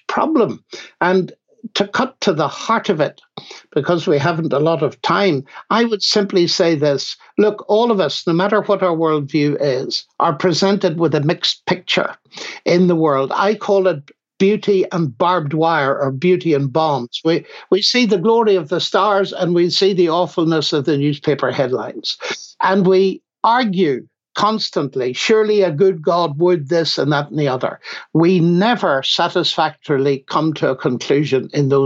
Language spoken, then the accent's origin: English; Northern Ireland, United Kingdom; moved away as an adult; also born or lived in Cambridge; coming from Northern Ireland, as every listener now knows from my accent